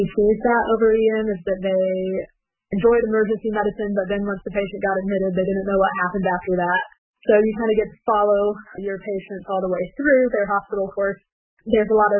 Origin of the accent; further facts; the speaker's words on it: Four Corners area, New Mexico, United States; moved away as an adult; also born or lived in West Virginia / Ashland, Kentucky / Dayton, Ohio; now in Ohio, United States; I'm actually originally from New Mexico. I was born on the Navajo Nation and grew up in the Four Corners area, which is where Colorado, Arizona, Utah all meet